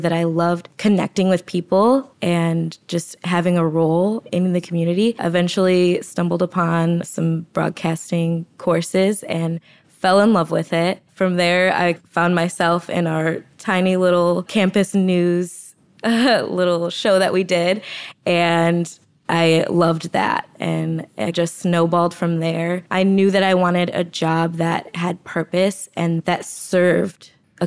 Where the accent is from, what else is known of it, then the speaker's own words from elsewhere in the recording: Detroit, Michigan, United States; moved away as an adult; also born or lived in Indianapolis; now in Chicago, United States; I'm originally from the Detroit area, born and raised in the suburbs